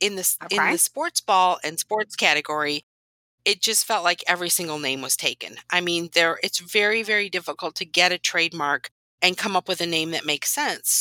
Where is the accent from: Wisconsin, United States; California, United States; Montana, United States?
Wisconsin, United States; Whitewater; So I grew up in Wisconsin in a little town called Whitewater